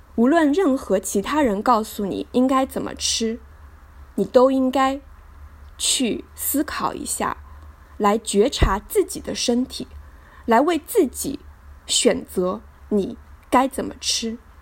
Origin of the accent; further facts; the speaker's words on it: Hangzhou, Zhejiang, China; 一九八八年的六月，我出生在浙江省杭州市，美丽的杭州西子湖畔吴山脚下，度过了我的童年、小学和初中生涯